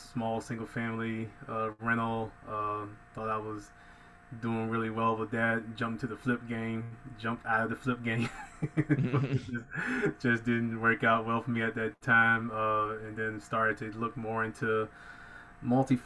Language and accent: English; Hampton Roads, Norfolk, Virginia Beach area, Southeastern Virginia, United States; born and raised in Southeastern Virginia, for those familiar, Hampton Roads, Norfolk, Virginia Beach area